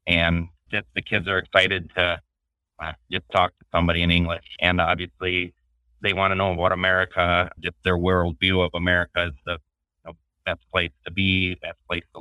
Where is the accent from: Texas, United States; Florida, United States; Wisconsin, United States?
Wisconsin, United States; near Green Bay, northeastern; I'm from northeastern Wisconsin area, close to Green Bay.